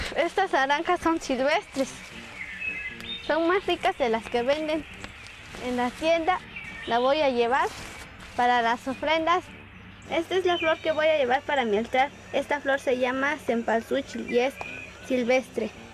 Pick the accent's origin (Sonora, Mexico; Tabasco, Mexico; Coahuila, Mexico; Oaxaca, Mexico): Oaxaca, Mexico; Santa María Alotepec; soy Mije, vivo en la comunidad de Santa María Lotepec, Mije, Oaxaca